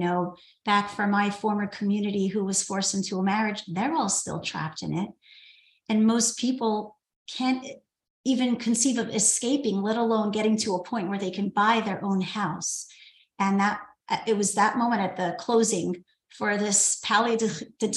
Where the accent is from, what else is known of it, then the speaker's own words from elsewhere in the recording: New York City, New York, United States; I grew up in New York City, in Brooklyn